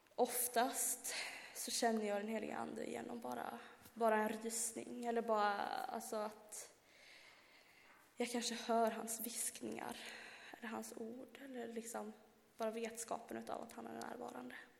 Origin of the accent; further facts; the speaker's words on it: Värmland, Sweden; moved away; hemma i Värmland